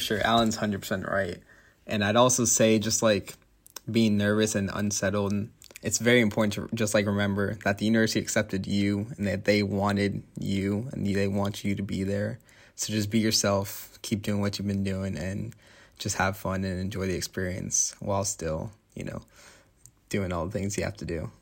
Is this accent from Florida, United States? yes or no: yes; Tampa, Florida, United States; moved away as an adult; now in Notre Dame, United States; I'm from Tampa, Florida